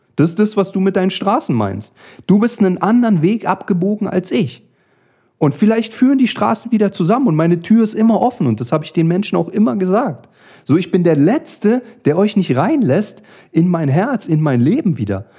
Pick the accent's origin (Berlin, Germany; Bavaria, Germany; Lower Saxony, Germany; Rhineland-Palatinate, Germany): Berlin, Germany; wie man als Berliner sagt